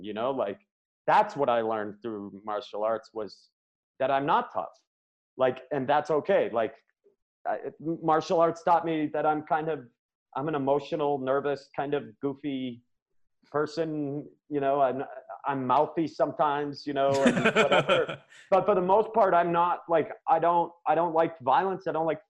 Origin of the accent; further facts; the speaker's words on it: Maine, United States; now in Colorado, United States; I grew up in Maine